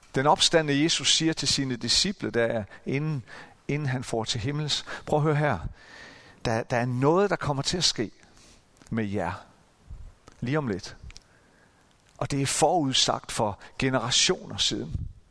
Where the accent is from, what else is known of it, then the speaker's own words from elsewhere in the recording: Central Jutland, Central Denmark Region, Denmark; i den menighed, hvor, hvor jeg voksede op, nede i det midtjyske